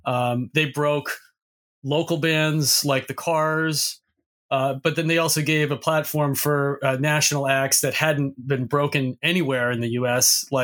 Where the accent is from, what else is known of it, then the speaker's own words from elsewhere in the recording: Boston, Massachusetts, United States; I'm from Boston, Massachusetts, and I grew up there.